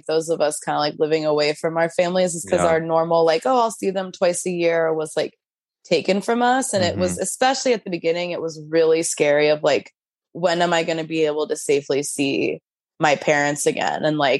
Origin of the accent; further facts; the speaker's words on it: Tulsa, Oklahoma, United States; moved away as an adult; now in New York, United States; I live in New York. Like I grew up in Oklahoma